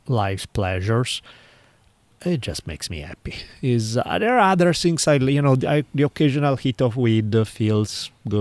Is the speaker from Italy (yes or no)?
yes; Italy; accent: heavy Italian; English is a second language; my heavy Italian accent